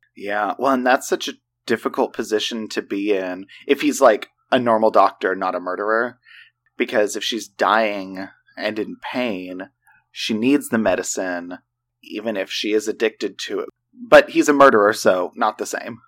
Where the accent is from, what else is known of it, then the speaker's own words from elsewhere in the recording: Oklahoma, United States; We, we're from Oklahoma.